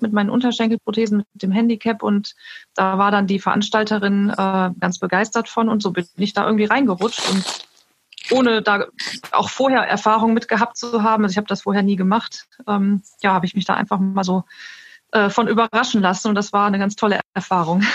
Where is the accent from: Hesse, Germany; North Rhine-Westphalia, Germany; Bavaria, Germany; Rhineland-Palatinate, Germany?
North Rhine-Westphalia, Germany; Neuss; komme aus Neuss